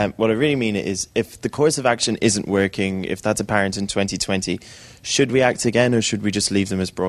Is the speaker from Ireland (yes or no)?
yes; Ireland; I'm also from Ireland.